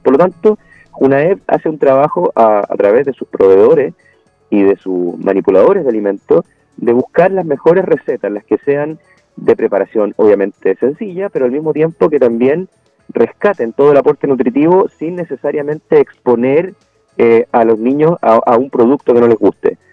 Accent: Chile

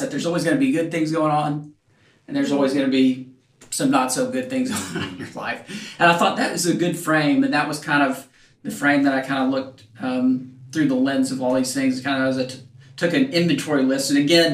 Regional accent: Knoxville, Tennessee, United States; moved away; also born or lived in Memphis, Tennessee / Nashville, Tennessee / Washington, D.C.; I grew up in Knoxville

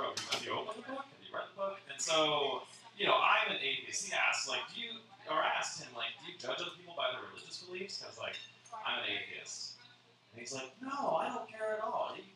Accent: California, United States; now in Phoenix, United States; I grew up in California

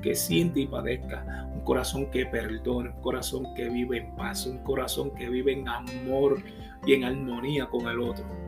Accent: Puerto Rico; yo soy puertorriqueño

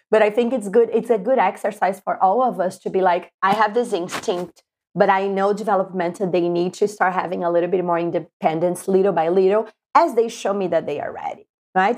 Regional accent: Brazil; moved away as an adult; now in United States; I'm from Brazil, and I came to the U S in two thousand six.

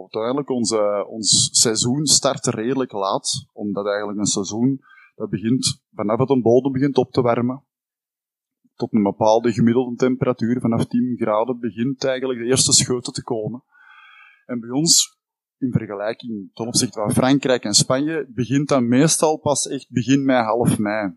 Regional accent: Campine, Flanders, Belgium; wij komen uit Hertje Kempen

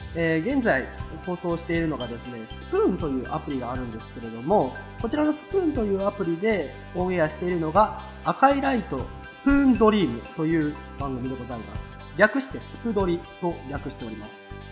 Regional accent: Kansai, Japan; accent: Kansai dialect; もう幼少期はずっと関西で過ごしてきました

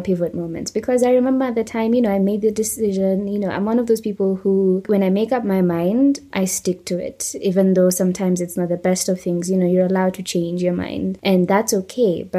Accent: Kenya

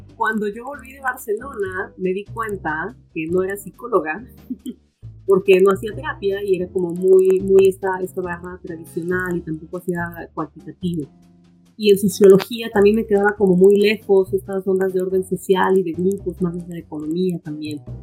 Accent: Puebla, Mexico; moved away as an adult; also born or lived in Canada; now in New York, United States; yo soy de Puebla, originaria de la ciudad de Puebla

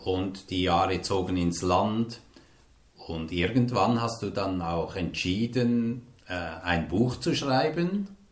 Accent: Hildisrieden, Lucerne, Switzerland; in meinen Geburtsort gekommen, nach Hildisrieden

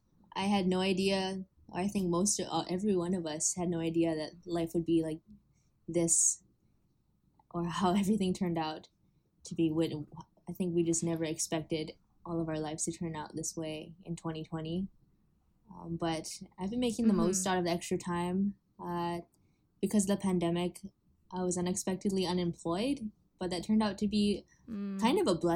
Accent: Honolulu, Hawaii, United States; I am 20 years old. I was born and raised in Honolulu, Hawaii.

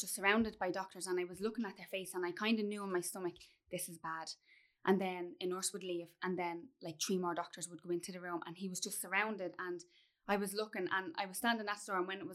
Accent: Dublin, Leinster, Ireland; also born or lived in Offaly; we moved from Dublin to Offaly when we were 12

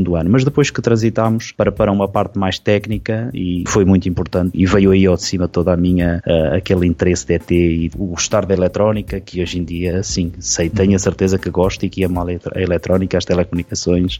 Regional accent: Ovar, Aveiro District, Portugal; nasci, nasci e criado verdadeiramente, ou seja, nasci no Hospital de Ovar e depois criado até aos meus 18 anos de idade

